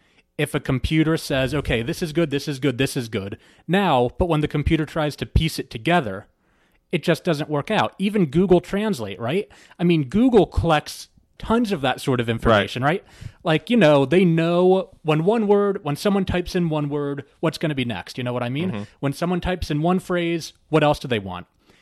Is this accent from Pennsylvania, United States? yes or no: no; New Jersey, United States; I am from New Jersey.